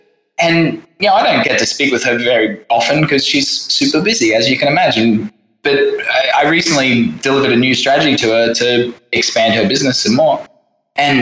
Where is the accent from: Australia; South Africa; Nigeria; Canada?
Australia; moved away as an adult; also born or lived in London, United Kingdom; now in Saigon, Vietnam; I'm from the little island home of Australia.